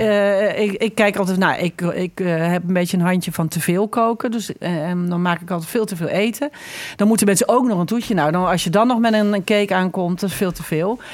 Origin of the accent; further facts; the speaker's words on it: Netherlands; wij als Nederlanders